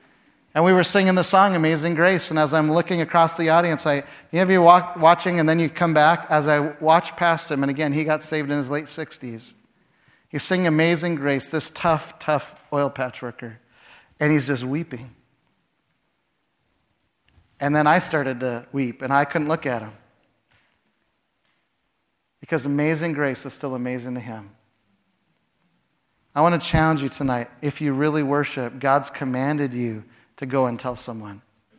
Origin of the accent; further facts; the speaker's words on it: Chicago, Illinois, United States; When I first went to Canada, I came from Chicago. In Chicago, you dress like a business person, so I would have a white shirt and a tie.